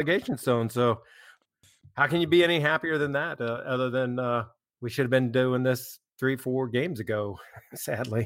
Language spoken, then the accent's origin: English; United States; as an American